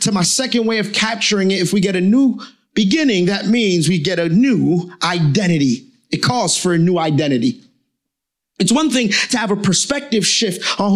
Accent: Newark, New Jersey, United States; I was born and raised in Newark, New Jersey.

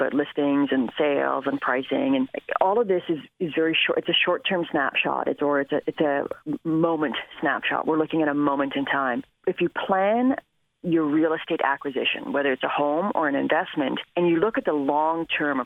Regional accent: Canada

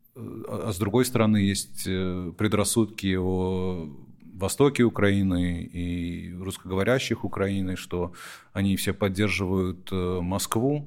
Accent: United States; когда я рос в Америке, я эмигрировал в Америку, когда мне было всего полтора года, что мама заставляла нас говорить дома, и что я сохранил язык

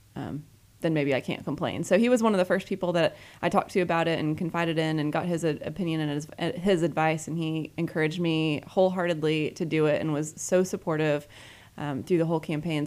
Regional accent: Dallas, Texas, United States; also born or lived in Houston / California; I was born in Houston, grew up in Dallas, um, actually lived in California for a few years and in middle school. Got back to Texas as quickly as possible.

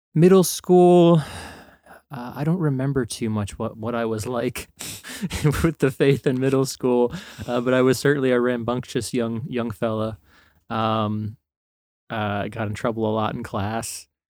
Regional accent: northern New Jersey, United States; grew up born and raised in New Jersey.

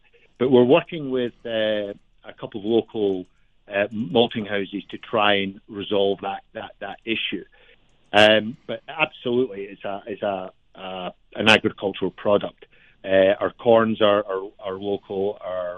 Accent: Glasgow, Scotland, United Kingdom; moved away as an adult; now in Boulder, United States; by my accent, I'm not from Colorado. I'm from Glasgow in Scotland

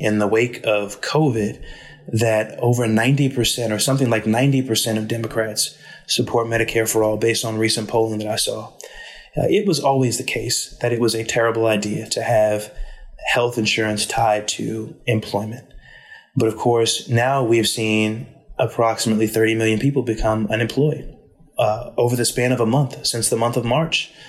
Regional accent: Rockland County, New York, United States; Rockland County, which is where I was born and raised and where I live today

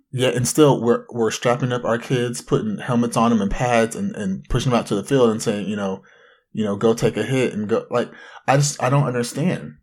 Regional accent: Anaheim, California, United States; hailing from the mean streets of Anaheim

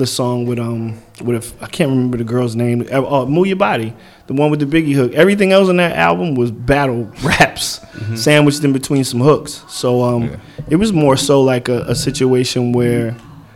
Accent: Virginia, United States; I'm from Virginia

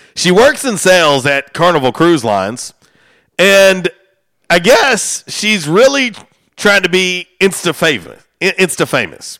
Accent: Florida, United States; moved away; I grew up in Florida

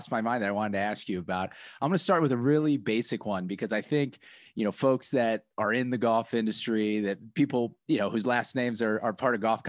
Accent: Ohio, United States; I'm from Ohio

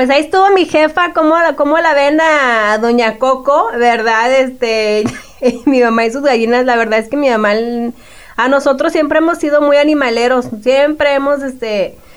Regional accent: Mexico; born there; se vinieron para acá y nosotros nacimos en México y luego nos regresamos otra vez

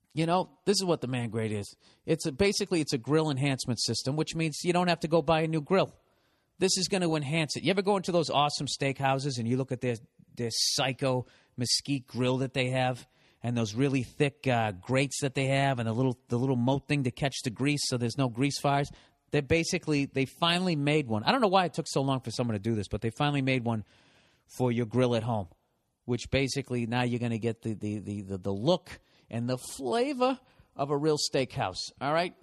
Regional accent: Boston, Massachusetts, United States; accent: Boston

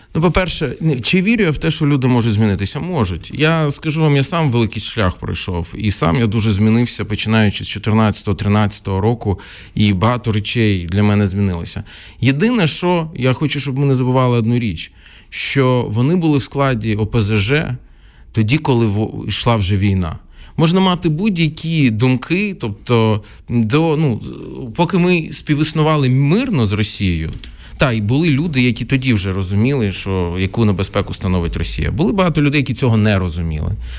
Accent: Odesa, Odesa Oblast, Ukraine; first language Russian; Ukrainian is a second language; я народився в Одесі, яка була ну тотально рускоязичною

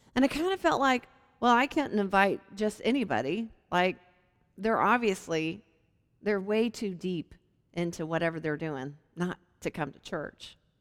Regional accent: Hampton, Virginia, United States; My hometown is um, in Hampton, Virginia, which is near Williamsburg and Virginia Beach

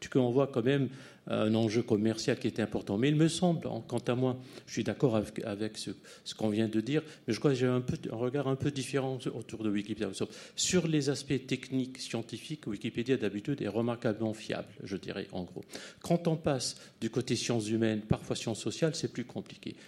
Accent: United States; moved away as an adult; now in France; moi, je suis américain, j'ai enseigné longtemps aux États-Unis.

